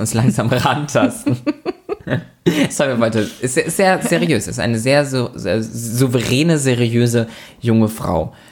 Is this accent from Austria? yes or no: no; Lübeck, Schleswig-Holstein, Germany; in Lübeck, also in meiner Heimat, in unserer Heimat